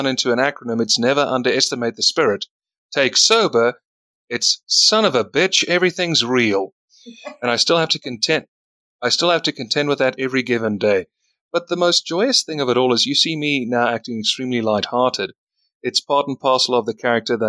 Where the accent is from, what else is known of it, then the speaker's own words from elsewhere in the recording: South Africa; He's from my country. I'm from South Africa